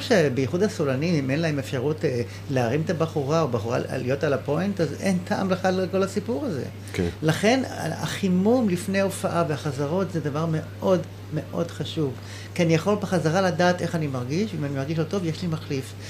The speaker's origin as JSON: {"language": "Hebrew", "town": "Nahsholim", "region": "Haifa District", "country": "Israel", "tie": "born or raised there", "said": "אני נולדתי בקיבוץ נחשולים"}